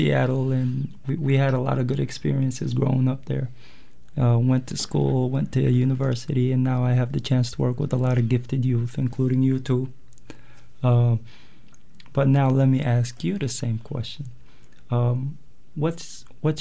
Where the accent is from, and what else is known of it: Yemen; born or raised there; moved away as an adult; also born or lived in Eritrea; now in United States